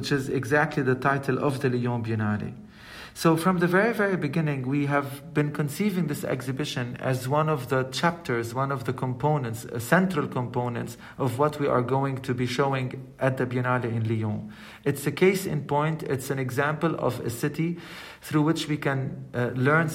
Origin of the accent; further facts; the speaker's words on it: Lebanon; I mean, I'm born in Lebanon. I'm from Lebanon